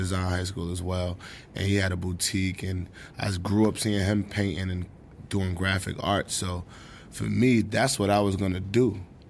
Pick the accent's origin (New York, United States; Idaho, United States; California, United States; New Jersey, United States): New York, United States; New York City; I love Harlem. Harlem is amazing. Harlem is a place of plenty of different colors.